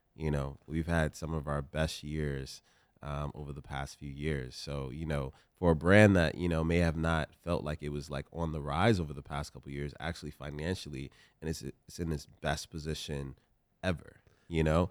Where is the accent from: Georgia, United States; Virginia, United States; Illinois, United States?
Virginia, United States; Richmond; I come from South Side, Richmond, Virginia.